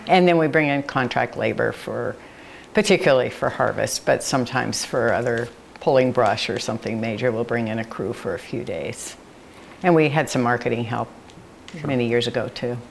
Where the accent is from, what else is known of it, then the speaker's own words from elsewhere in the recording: San Francisco, California, United States; now in Monroe, Oregon, United States; I grew up in San Francisco